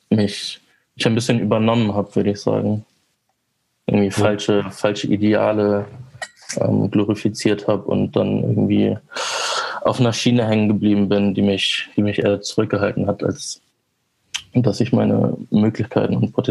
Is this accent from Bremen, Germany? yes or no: yes; Vegesack, Bremen, Germany; Also ich bin auch in Fegesack zur Schule gegangen.